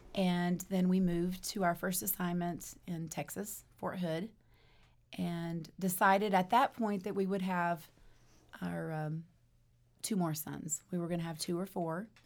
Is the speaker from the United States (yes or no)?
no; Germany; moved away; I grew up in Germany as a, a pastor's daughter